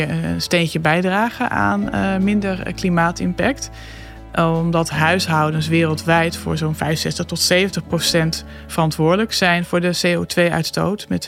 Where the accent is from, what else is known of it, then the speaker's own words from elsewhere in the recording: Netherlands; als Nederlander kun je, ja, als wij iets doen, doen ze in China wel weer wat. Maar ja, we hebben in Nederland al een hele hoge uitstoot per hoofd van de bevolking.